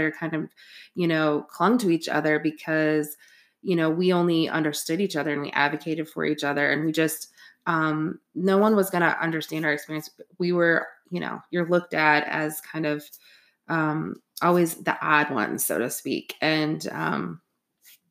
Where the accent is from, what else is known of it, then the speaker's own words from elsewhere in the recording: West Michigan, United States; also born or lived in New York City; I was actually moving from Brooklyn, Queens, New York City to West Michigan